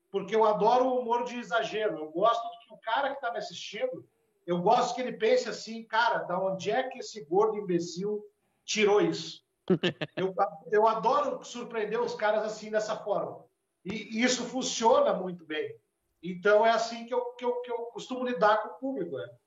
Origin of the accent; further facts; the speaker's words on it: Rio Grande do Sul, Brazil; é para nós aqui que somos do Rio Grande do Sul, o Jaguara é o vira-lata